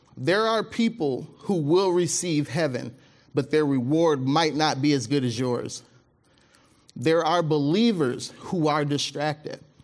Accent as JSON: {"language": "English", "region": "Mississippi", "country": "United States", "tie": "born or raised there", "moved": "yes", "lives_now": "Michigan, United States", "said": "my family, we're from, uh, we're from Mississippi. That's where I was born"}